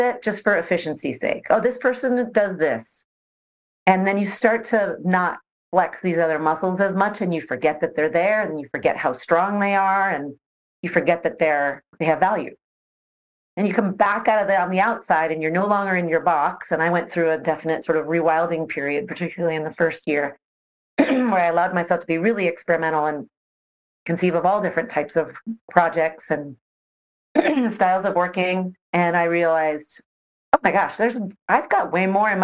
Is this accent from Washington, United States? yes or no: yes; Seattle, Washington, United States; moved away as an adult; also born or lived in Netherlands / Sydney, Australia; I grew up in the Seattle area and went to the University